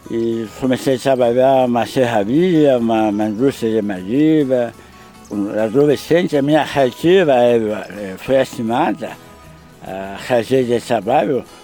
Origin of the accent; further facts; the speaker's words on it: Cascavel, Paraná, Brazil; now in Salgado Filho, Brazil; Sou nascido e mal criado em Cascavel.